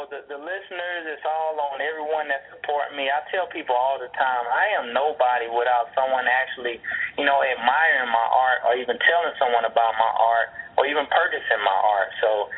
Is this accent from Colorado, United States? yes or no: no; Albany, Georgia, United States; I'm from Albany, Georgia. I grew up there, played basketball